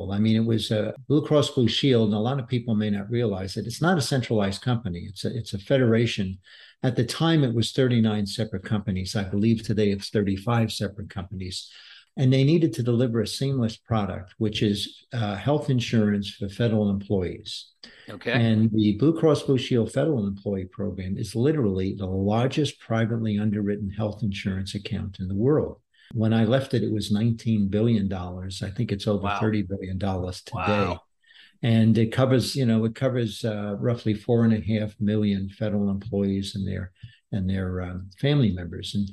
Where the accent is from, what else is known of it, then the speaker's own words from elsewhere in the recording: New York City, New York, United States; moved away as an adult; also born or lived in Washington, D.C. / Denver, Colorado; now in Texas, United States; I grew up in uh, Brooklyn, New York, an avid New York Mets fan